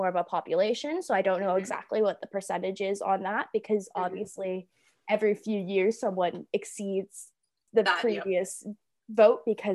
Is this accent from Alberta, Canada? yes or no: no; Toronto, Ontario, Canada; now in London, Canada; I'm from Toronto, I voted in Toronto when I went home